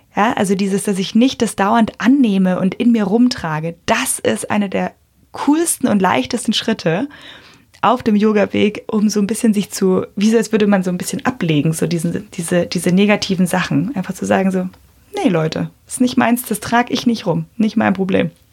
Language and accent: German; Bavaria, Germany; bei uns in Bayern